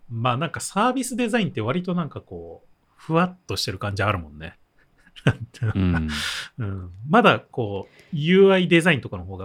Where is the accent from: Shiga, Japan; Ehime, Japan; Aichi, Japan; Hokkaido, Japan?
Aichi, Japan